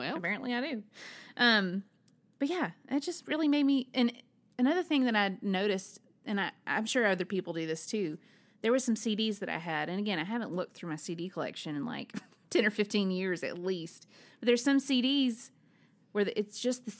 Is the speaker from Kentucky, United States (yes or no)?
no; Alabama, United States; I'm from Alabama